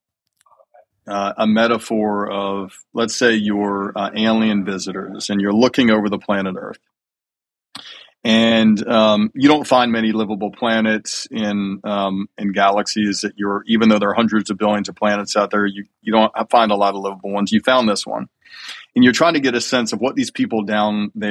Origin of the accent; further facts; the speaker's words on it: Alabama, United States; I grew up in Alabama eating chicken wings for dinner almost every night